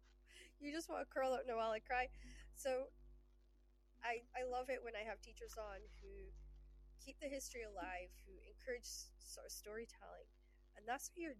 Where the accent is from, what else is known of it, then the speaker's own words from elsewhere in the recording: Shetland Islands, Scotland, United Kingdom; I grew up in the Shetland Islands